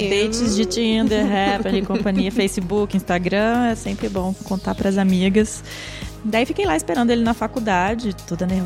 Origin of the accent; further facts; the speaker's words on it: Minas Gerais, Brazil; eu também tem sou de Minas